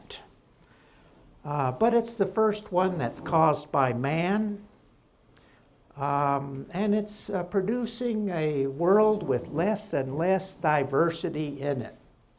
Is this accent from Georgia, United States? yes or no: no; Oklahoma, United States; my home state of Oklahoma